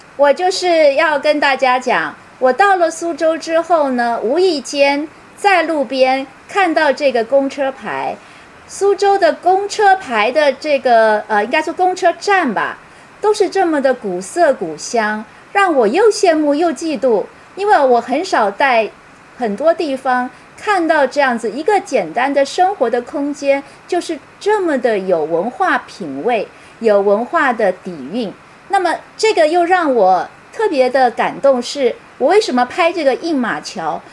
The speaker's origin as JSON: {"language": "Chinese", "country": "Taiwan", "tie": "born or raised there", "moved": "as an adult", "lives_now": "Singapore", "said": "我是出生在台湾，为了工作到新加坡，然后我的亲人、我的母亲、我的弟弟妹妹都在台湾"}